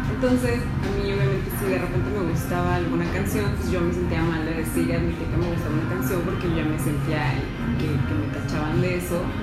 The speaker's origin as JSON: {"language": "Spanish", "country": "Mexico", "said": "Color así, pues güey, somos mexicanos, güey."}